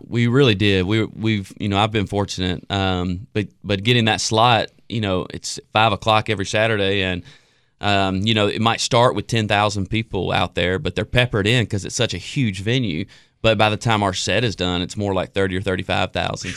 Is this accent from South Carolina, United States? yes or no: no; Jackson, Tennessee, United States; my life growing up in Jackson, Tennessee.